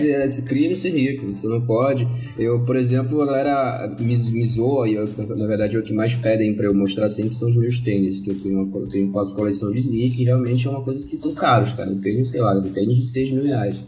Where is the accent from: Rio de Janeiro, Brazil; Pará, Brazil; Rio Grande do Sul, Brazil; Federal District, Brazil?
Pará, Brazil; Marituba; accent: paraense; moved away; eu não sou de Belém, eu sou de Marituba, que é duas cidades depois de Belém, mas eu uso Belém como referência